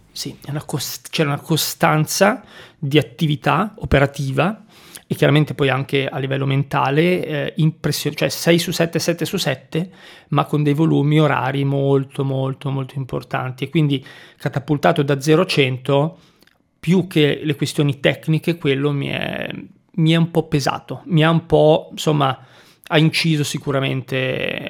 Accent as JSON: {"language": "Italian", "region": "Liguria", "country": "Italy", "tie": "born or raised there", "also_born_or_lived": "Milan", "moved": "as an adult", "said": "sono partito dal mio paesino della Liguria, sono andato su a Milano e, e lì sono rimasto"}